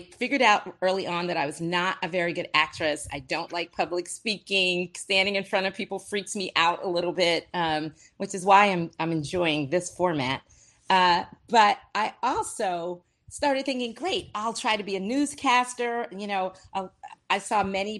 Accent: Brandywine, Maryland, United States; moved away as an adult; I grew up in a small town called Brandywine, Maryland, a little country town, no sidewalks, no street lights.

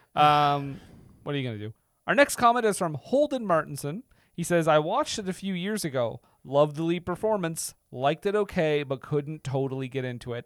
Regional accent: Canada

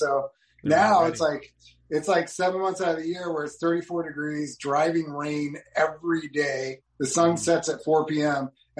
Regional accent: Oregon, United States; moved away as an adult; also born or lived in Portland, Oregon; now in California, United States; after 20 years of basically growing up in Oregon.

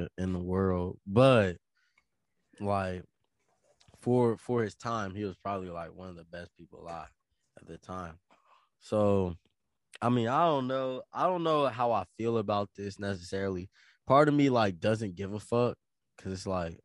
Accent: United States; I gotta be an American and I gotta be a black person

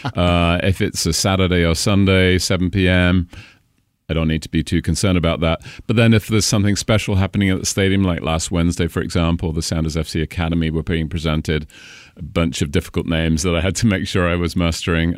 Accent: Cambridge, East of England, United Kingdom; accent: British; moved away as an adult; also born or lived in Caribbean; now in Washington, United States; Cambridge, which is sixty miles north of London

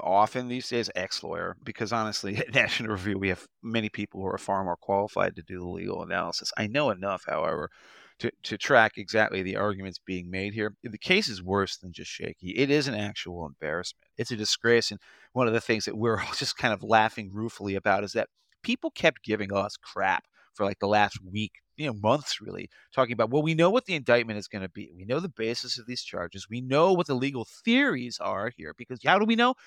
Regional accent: Potomac, Maryland, United States; I'm from Potomac, you know, I was born and raised

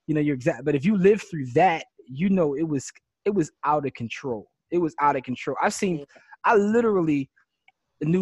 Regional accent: Philadelphia, Pennsylvania, United States; we're from Philly.

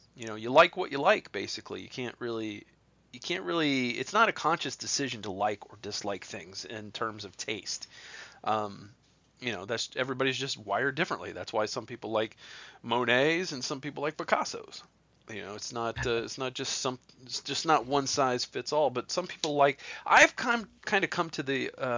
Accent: Ohio, United States; moved away; I'm from Ohio.

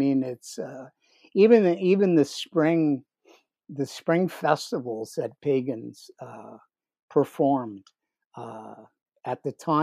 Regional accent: New York City, New York, United States; I was born in 1949 in Jamaica, Queens

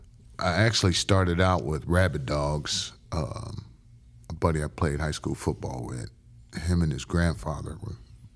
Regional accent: Dayton, Ohio, United States; also born or lived in Brooklyn; I was born in Brooklyn. And we moved to Dayton, Ohio.

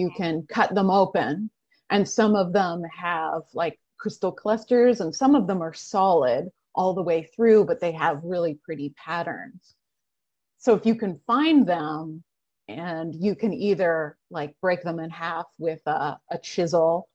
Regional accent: Oregon, United States; I grew up in Oregon.

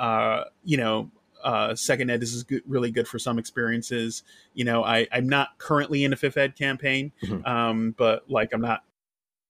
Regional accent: near Buffalo and Rochester, Western upstate New York, United States; born or raised there

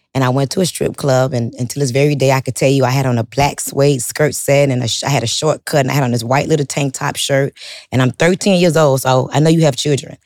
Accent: Miami, Florida, United States; I'm from Miami, like, I'm talking about Miami, Miami, where everybody sells drugs, strips

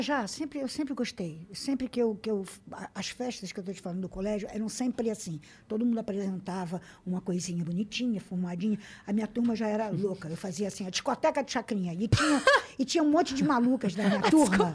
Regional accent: Rio de Janeiro, Brazil; accent: carioca; moved away as an adult; now in São Paulo, Brazil; nasci na Tijuca, no Rio de Janeiro

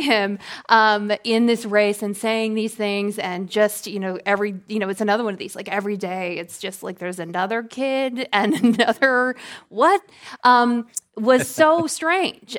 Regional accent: Georgia, United States; I'm from Georgia

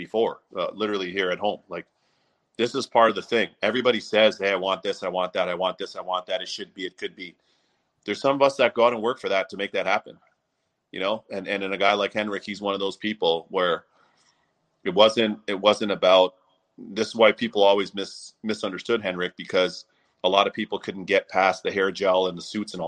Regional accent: Toronto, Ontario, Canada; my hometown of Toronto

